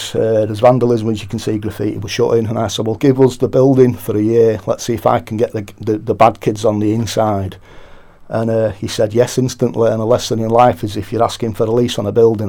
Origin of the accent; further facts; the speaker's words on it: Manchester, North West England, United Kingdom; the church on my way home that was my boyhood Sunday school church